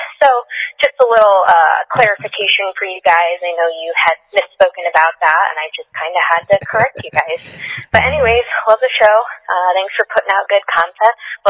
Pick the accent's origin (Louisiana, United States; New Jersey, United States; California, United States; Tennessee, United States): New Jersey, United States; Andover; now in Montana, United States; I'm from Andover up in Sussex County.